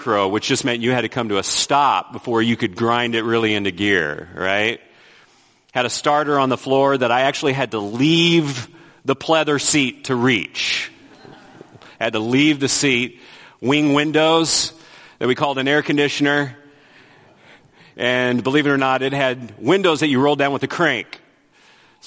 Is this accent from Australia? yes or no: no; Vallejo, California, United States; moved away; I grew up in the Bay Area, Vallejo specifically.